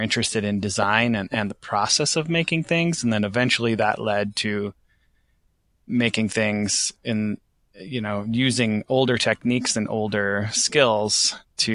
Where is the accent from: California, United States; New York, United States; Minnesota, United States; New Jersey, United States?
Minnesota, United States; St. Cloud; now in Joseph, Oregon, United States; I grew up in Minnesota